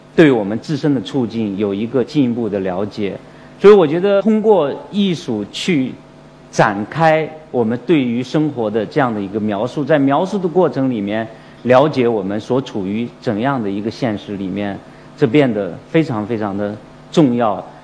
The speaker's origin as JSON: {"language": "Chinese", "town": "Fenyang", "region": "Shanxi", "country": "China", "tie": "born or raised there", "accent": "Shanxi dialect, Fenyang dialect", "moved": "yes", "said": "让我从广州又去了山西，去了我的老家"}